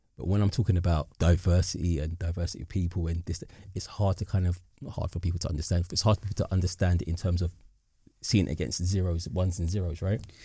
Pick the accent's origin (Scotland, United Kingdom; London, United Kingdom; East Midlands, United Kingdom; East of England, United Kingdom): London, United Kingdom; growing up in the Docklands, right, it's the area of high development